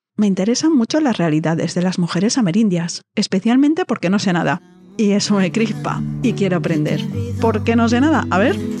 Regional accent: Spain; accent: Peninsular Spanish (with distinción, 'full of z's'); mi voz mi acento lleno de zetas

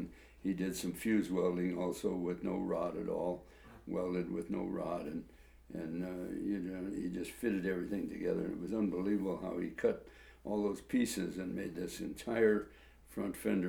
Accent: Modesto, California, United States; I was raised in Modesto, California.

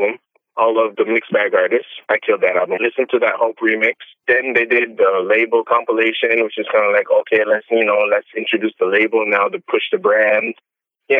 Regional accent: Toronto, Ontario, Canada; I'm from Canada. I'm from Toronto.

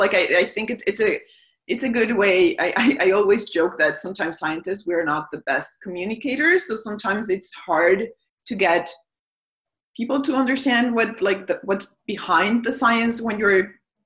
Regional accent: Mexico; now in Canada; I'm from Mexico

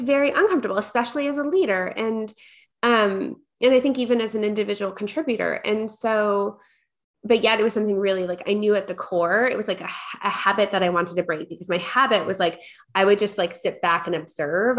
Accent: Long Island, New York, United States; I grew up in New York.

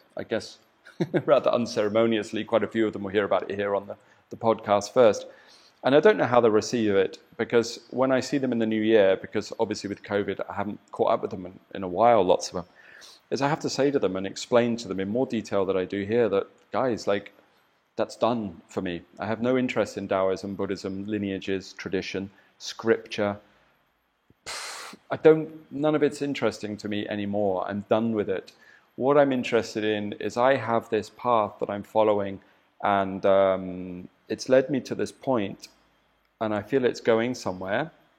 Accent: England, United Kingdom; as much as I could through the filter of being an Englishman, you know, not being a Chinese born and bred

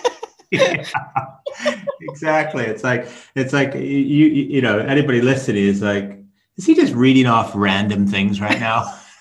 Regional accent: Chicago, Illinois, United States; moved away; also born or lived in Norway; I'm half Norwegian, half American. Um, uh, from the age of about five, I grew up in Chicago

